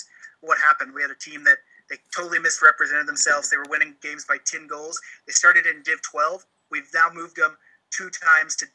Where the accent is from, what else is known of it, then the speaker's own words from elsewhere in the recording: Oklahoma, United States; now in Canada; I live in Canada now, but I'm from Oklahoma originally